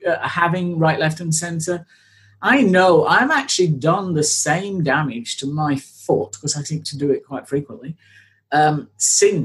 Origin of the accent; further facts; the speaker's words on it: United Kingdom; I am a British blonde who has spent 40 years avoiding the sun at all possible times because she will burn